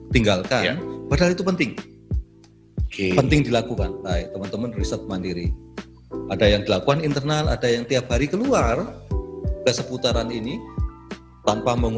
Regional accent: Malang, East Java, Indonesia; Meskipun saya orang Malang. Orang ya. Malang ya. KTP saya masih Malang.

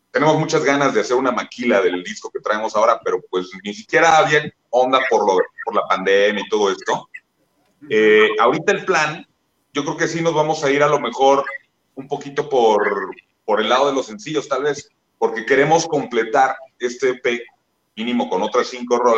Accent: San Miguel de Allende, Guanajuato, Mexico; somos el …, venimos desde San Miguel de Allende

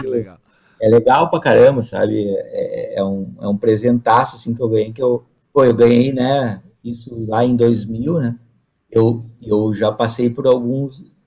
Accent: the South, southern Brazil, Brazil; moro no Brasil, sou lá do Sul

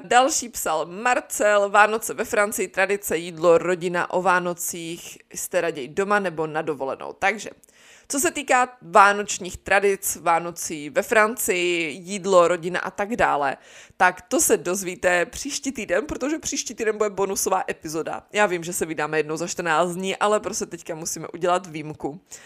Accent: Czechia; v Česku takový zas tak nejsme

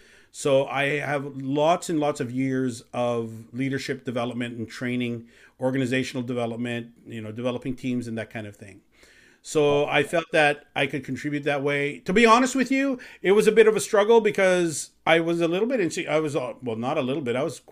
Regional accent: Canada; also born or lived in Chicago, United States / Philippines; I am Canadian, though. I actually grew up in Canada since I was 6 years old.

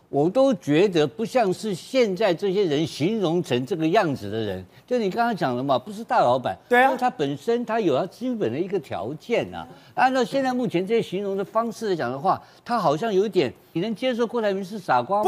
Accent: Taiwan; 我是这个眷村长大的，眷村长大的

